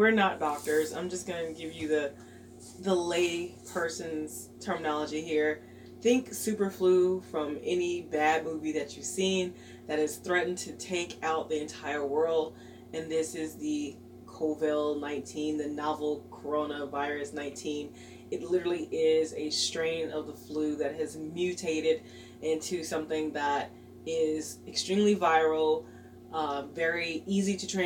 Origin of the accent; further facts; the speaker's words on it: United States; being American